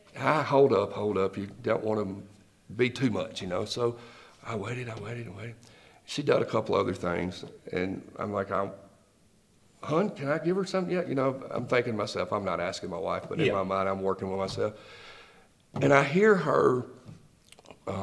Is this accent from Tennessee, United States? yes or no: yes; Nashville, Tennessee, United States; I've done everything that I've done on word of mouth and reputation in my hometown.